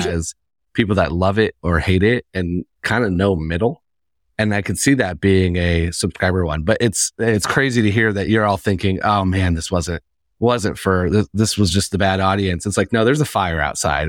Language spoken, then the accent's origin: English; Indiana, United States; now in New York, United States; I'm, I'm originally from Indiana.